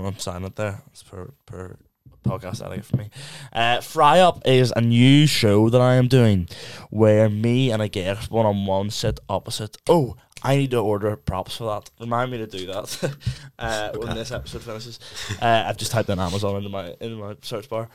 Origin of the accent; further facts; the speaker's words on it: Belfast, Northern Ireland, United Kingdom; we are both from the same place. We're both from Belfast